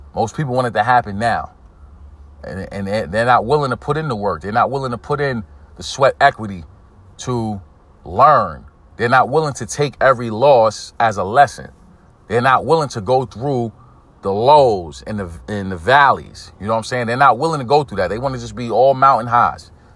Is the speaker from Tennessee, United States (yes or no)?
no; New York City, New York, United States; I'm from Brooklyn, New York. I'm from East New York. Inner city community